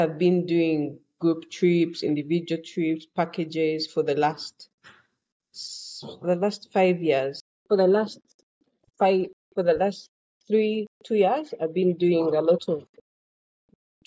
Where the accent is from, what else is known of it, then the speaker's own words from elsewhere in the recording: Kampala, Central Region, Uganda; Growing up, I grew up in Kampala